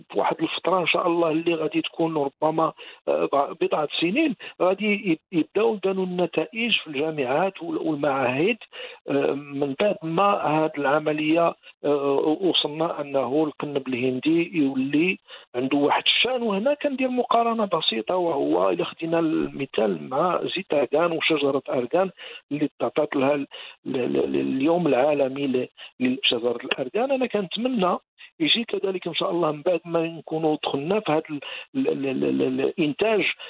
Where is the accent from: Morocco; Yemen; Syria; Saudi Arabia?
Morocco; عندنا في المغرب